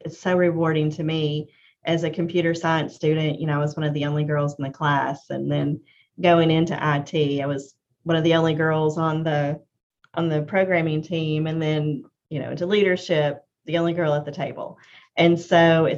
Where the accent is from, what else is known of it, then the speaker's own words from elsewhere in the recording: Knoxville, Arkansas, United States; I grew up in Knoxville, Arkansas, little bitty town.